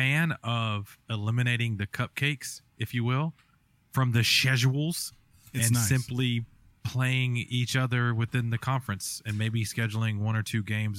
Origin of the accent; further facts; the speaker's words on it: Ohio Valley, United States; if my family didn't end up down where we are now, We are from the Ohio Valley, so I probably would have been a Buckeyes fan.